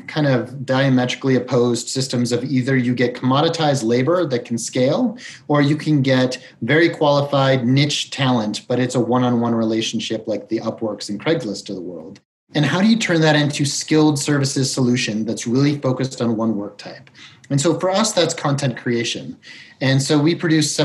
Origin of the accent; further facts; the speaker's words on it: Colorado, United States; moved away as an adult; also born or lived in Chicago / San Francisco / South America / Brazil; I was born in Chicago. I grew up in Colorado. I basically consider this my hometown